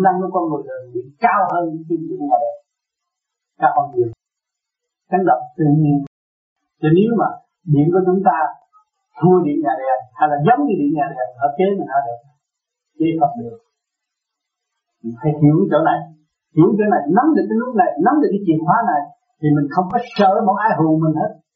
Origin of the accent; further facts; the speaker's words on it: Vietnam; mình người Việt Nam